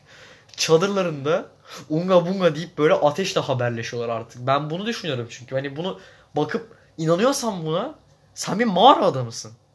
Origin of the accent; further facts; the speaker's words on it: Zonguldak, Turkey; moved away; also born or lived in İzmir; ben İzmir'de doğdum. Zonguldak'ta büyüdüm belli bir yaşıma kadar.